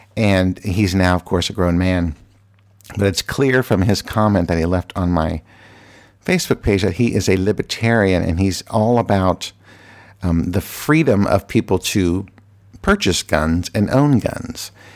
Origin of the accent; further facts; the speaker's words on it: Virginia, United States; now in Washington, D.C., United States; I am from Virginia